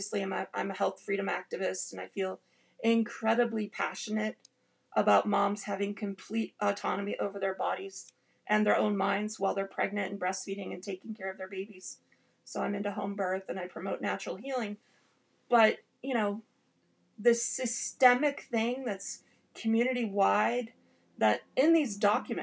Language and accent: English; Detroit, Michigan, United States; I grew up in Detroit, Michigan, in the same Mormon congregation as Mitt Romney